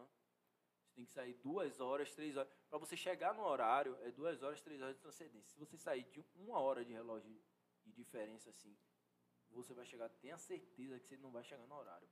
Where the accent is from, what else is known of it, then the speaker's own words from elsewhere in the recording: Salvador, Bahia, Brazil; sou da favela aqui de Salvador.